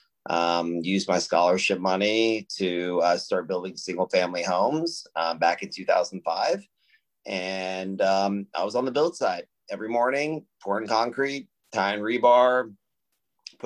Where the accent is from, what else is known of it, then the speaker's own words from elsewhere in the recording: Austin, Texas, United States; We're one of the largest real estate owners in Austin, Texas, which is my hometown.